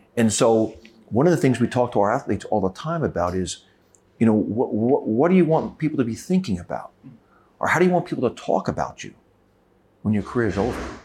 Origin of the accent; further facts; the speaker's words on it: United States; my brother and I grew up in a single parent family, and, and we found sport to be our outlet. And, and we always loved sport. Uh, basketball was our passion, you know, growing up in America